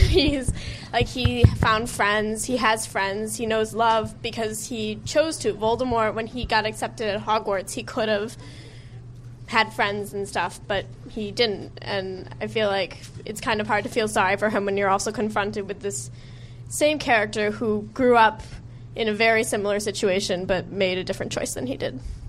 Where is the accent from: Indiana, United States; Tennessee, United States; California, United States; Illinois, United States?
Illinois, United States; Evanston; Oh, I'm from Evanston, Illinois.